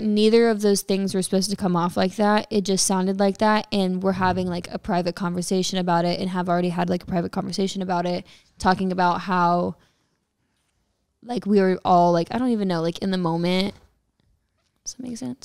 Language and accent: English; Texas, United States; moved away; I am from Texas